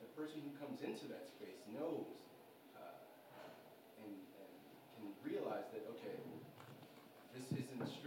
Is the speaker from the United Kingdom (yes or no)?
no; Houston, Texas, United States; I'm from Texas, Houston, Texas